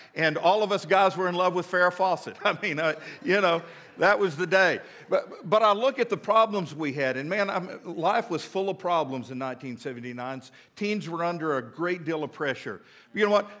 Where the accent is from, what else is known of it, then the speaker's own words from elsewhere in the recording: Midland, Texas, United States; also born or lived in Lubbock, Texas; when I was growing up in Midland, Texas